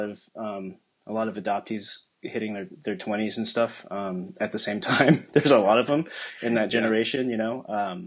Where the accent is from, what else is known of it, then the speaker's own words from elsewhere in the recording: Scarborough, Maine, United States; also born or lived in Busan, South Korea / Boston area; now in Boston, United States; I grew up in Maine